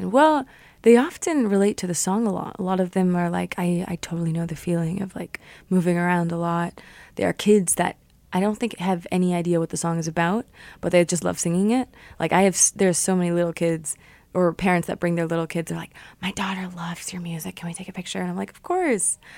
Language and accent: English; Canada; also born or lived in Germany / Connecticut; I grew up in Canada, so I was born in Germany, but I moved after three months.